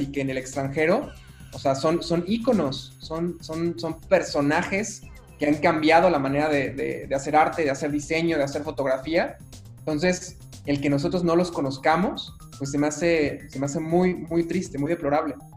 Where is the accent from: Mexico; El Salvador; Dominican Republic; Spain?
Mexico; sí soy mexicano, más, más mexicano que el chile habanero